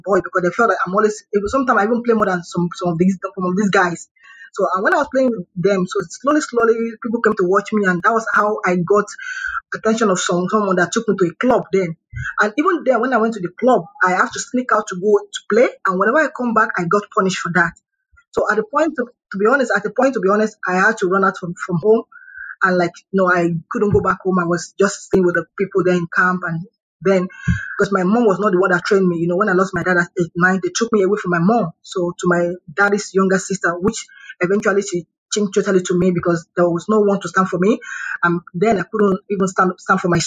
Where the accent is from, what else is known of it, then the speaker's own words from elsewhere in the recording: Lagos, Nigeria; I'm from Lagos State